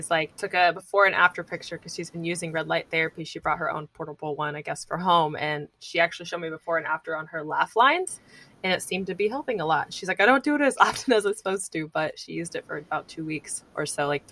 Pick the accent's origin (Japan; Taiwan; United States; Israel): United States; Indiana; moved away; I'm from Indiana